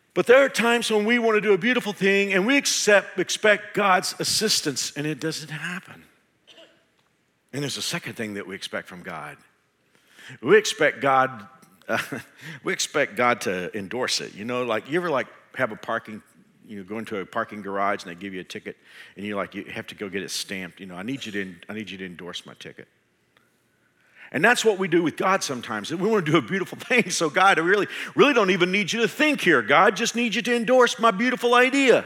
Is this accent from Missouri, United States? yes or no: no; Texas, United States; moved away as an adult; now in Kansas, United States; I'm a Texan